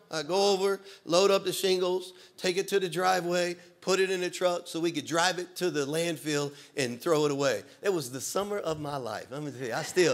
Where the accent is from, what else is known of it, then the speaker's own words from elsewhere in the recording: Louisiana, United States; moved away as an adult; now in Florida, United States; when I was a kid growing up in Louisiana